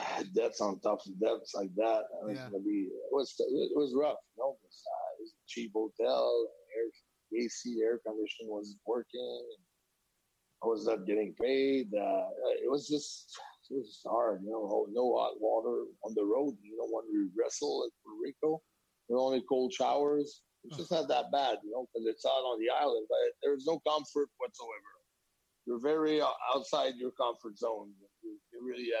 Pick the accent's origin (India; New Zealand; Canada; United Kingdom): Canada; Quebec; moved away